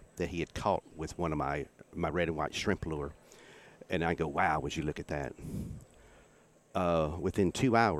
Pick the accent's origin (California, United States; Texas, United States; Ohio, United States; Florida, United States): Texas, United States; East; I grew up in East Texas